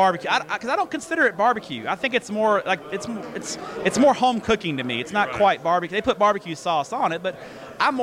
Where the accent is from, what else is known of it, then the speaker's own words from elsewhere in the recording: Everman, Texas, United States; I'm from Everman